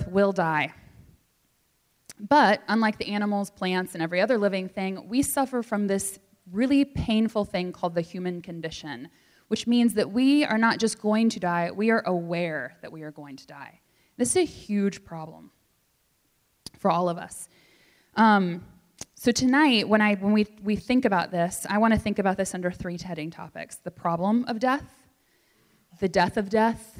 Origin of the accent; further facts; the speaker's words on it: the South, United States; moved away; I grew up in the South, so you're going to hear a lot of y'all tonight.